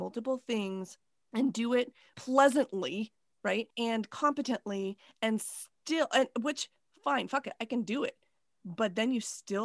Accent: United States; I'm American

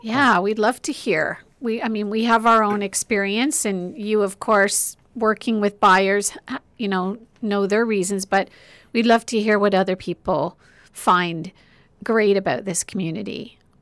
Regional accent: Oshawa, Ontario, Canada; born or raised there; moved away as an adult; also born or lived in Whitby

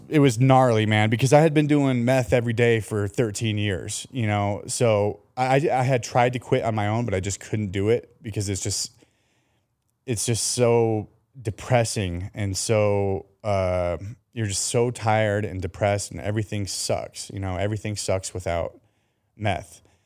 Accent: Colorado, United States; now in San Diego, United States; i was raised in Colorado

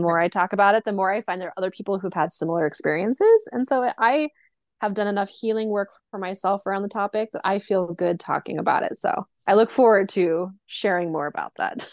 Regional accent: rural Oregon, United States; also born or lived in Portland, Oregon; I lived in my hometown for a little while until I moved to Portland, Oregon

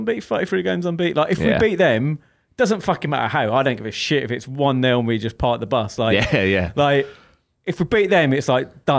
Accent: England, United Kingdom; especially England as well. And I think this is why we used to be very like, you know, we're English, we won't go down.

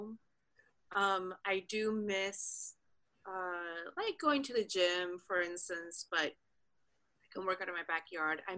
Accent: Dominican Republic; first language Spanish; English is a second language; moved away as an adult; also born or lived in Alexandria, Virginia, United States / Paris, France; now in West Hollywood, United States; Spanish is my first language. We speak Spanish in the DR.

